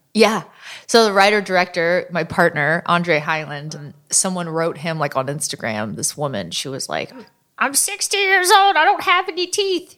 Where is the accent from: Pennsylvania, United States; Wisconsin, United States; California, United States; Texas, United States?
California, United States; Oakland; my hometown